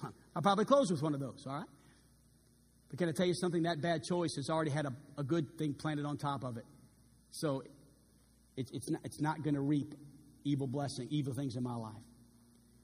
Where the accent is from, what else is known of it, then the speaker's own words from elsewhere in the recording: New Orleans, Louisiana, United States; also born or lived in California; now in Arkansas, United States; We're both from New Orleans